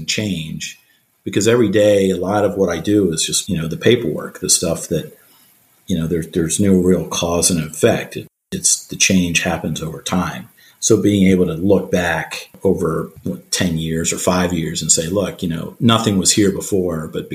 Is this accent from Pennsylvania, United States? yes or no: yes; outside Philadelphia, Pennsylvania, United States; now in Annapolis, United States; I grew up outside Philadelphia